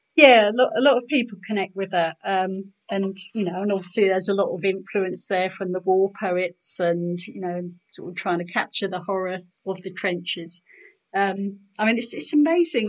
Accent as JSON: {"language": "English", "town": "Norwich", "region": "East of England", "country": "United Kingdom", "tie": "born or raised there", "lives_now": "Ipswich, United Kingdom", "said": "I was born in Norwich. I live in Ipswich now"}